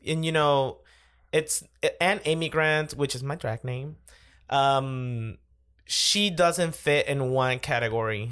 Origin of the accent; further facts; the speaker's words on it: Caracas, Capital District, Venezuela; moved away as an adult; also born or lived in Nashville, Tennessee; I was born in Caracas, born and raised